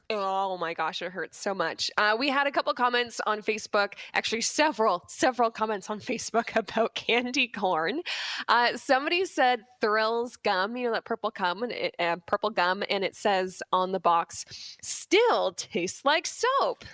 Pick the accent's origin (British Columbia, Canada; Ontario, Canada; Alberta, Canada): Ontario, Canada; Burlington; where I grew up in Burlington